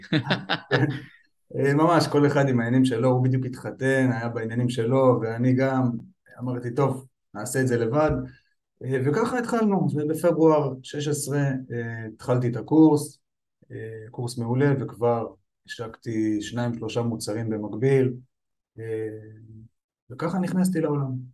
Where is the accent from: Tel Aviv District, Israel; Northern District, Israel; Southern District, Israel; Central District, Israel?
Central District, Israel; Petah Tikva; אני בן 36, נולדתי וגדלתי בפתח תקווה.